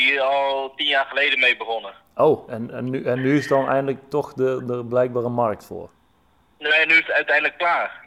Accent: Eindhoven, North Brabant, Netherlands; ik kom zelf uit Eindhoven.

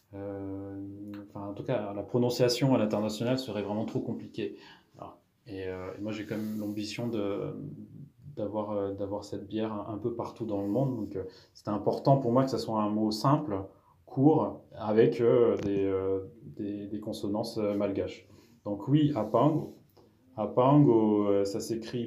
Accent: Madagascar; moved away as an adult; also born or lived in Bordeaux region, France; now in France; Je suis originaire de Madagascar, donc j'y suis né, j'y ai vécu 20 ans.

